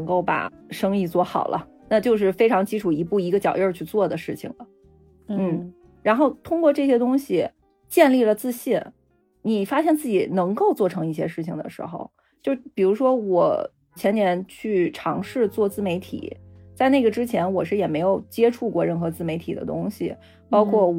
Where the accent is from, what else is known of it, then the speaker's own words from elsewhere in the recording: China; 我是觉得呀，作为中国人，我们天然会那一套沟通方式，只不过我们不希望跟父母去使用。